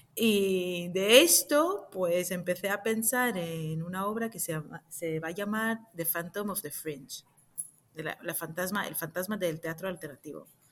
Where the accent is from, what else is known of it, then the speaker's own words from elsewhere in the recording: Jerusalem, Israel; moved away as an adult; now in Madrid, Spain; Nací en Jerusalén hace unos cuantos años